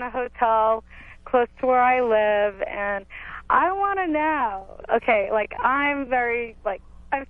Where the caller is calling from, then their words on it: Santa Cruz, California, United States; I'm calling from Santa Cruz. I'm 28